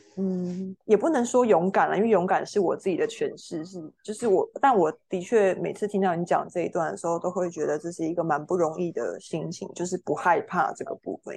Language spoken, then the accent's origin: Chinese; Meinong, Kaohsiung, Taiwan; moved away as an adult; also born or lived in Taichung / northern Taiwan; 从小住到，呃，大学就是考到台中的学校嘛